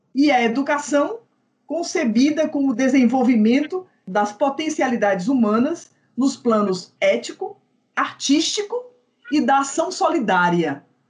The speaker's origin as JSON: {"language": "Portuguese", "town": "Fortaleza", "region": "Ceará", "country": "Brazil", "tie": "born or raised there", "said": "Eu vivo numa cidade, Fortaleza, eu vivo dizendo isso para a Márcia, que é uma cidade, eu, eu me pergunto o que, que eu faço aqui, ao mesmo tempo eu nunca poderei sair daqui, no sentido de que essa é a minha cidade, esse é o lugar onde eu nasci, é, é o lugar onde eu tenho memórias essenciais da minha vida, não é? da minha infância"}